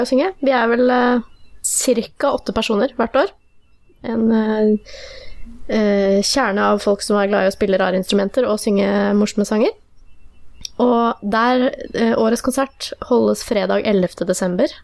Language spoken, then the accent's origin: Norwegian; Fredrikstad, Østfold, Norway; min hjemby Fredrikstad